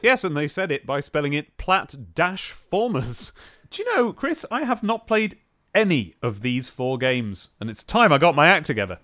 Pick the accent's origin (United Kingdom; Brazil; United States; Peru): United Kingdom